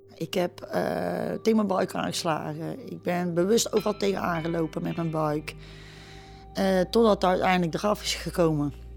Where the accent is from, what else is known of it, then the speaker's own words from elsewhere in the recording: Etten-Leur, North Brabant, Netherlands; Ik ben opgegroeid in Etteleur.